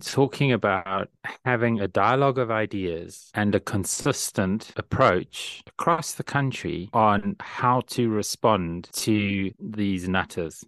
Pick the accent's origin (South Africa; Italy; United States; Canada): South Africa; Lee and I share a common experience, which is growing up in South Africa during the 1980s